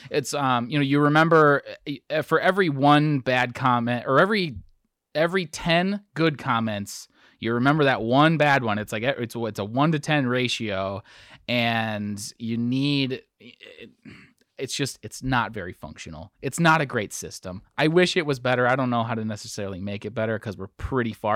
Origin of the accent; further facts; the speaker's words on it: Wisconsin, United States; I'm from Wisconsin